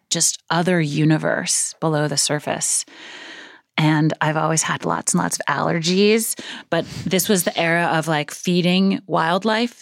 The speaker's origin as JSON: {"language": "English", "town": "New York City", "region": "New York", "country": "United States", "tie": "born or raised there", "said": "I grew up in Brooklyn, a few blocks from where we're sitting now"}